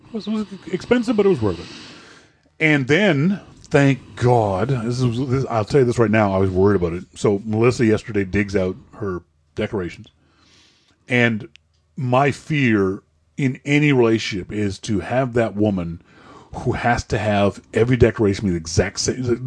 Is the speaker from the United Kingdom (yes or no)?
no; Nova Scotia, Canada; as a Canadian, as, as a Nova Scotianer